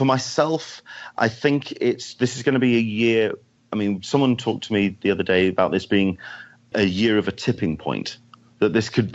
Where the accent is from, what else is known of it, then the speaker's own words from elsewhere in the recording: United Kingdom; now in San Diego, United States; being a Brit in California weather